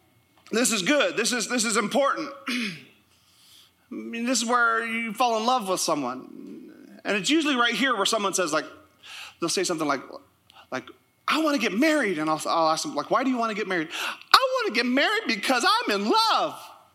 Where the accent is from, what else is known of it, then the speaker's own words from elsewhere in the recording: Canada; also born or lived in United States; And I'll say this, I'm Canadian. You don't know how I vote. I'm also American. I have both.